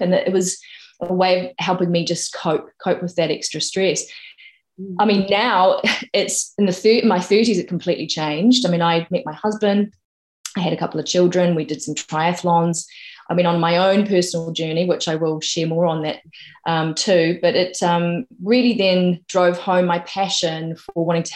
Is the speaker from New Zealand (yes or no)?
yes; New Zealand; born or raised there; moved away as an adult; now in United Kingdom